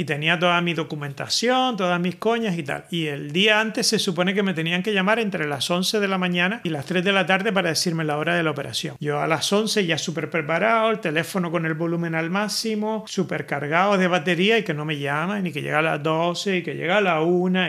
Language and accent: Spanish; Spain; now in Netherlands; yo soy español